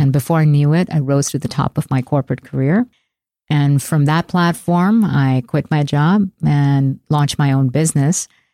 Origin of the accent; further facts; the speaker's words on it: India; moved away as an adult; now in United States; I left my hometown in India and took a one-way flight to America